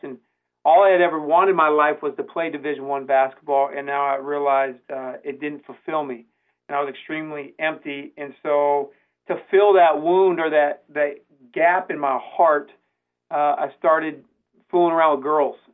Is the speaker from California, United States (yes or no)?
yes; San Diego, California, United States; now in Branson, United States; I'm from San Diego, California